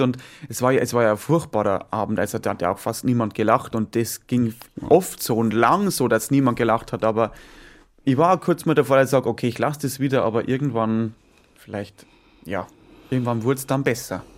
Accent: Bavaria, Germany; bei uns in Bayern

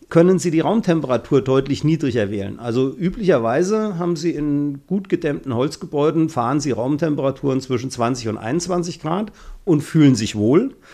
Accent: Lauterbach, Hesse, Germany; In meiner Heimatstadt Lauterbach haben wir viele sehr alte Fachwerkhäuser.

